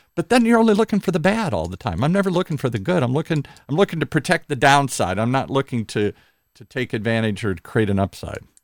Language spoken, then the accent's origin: English; Midwest, United States; I grew up in the Midwest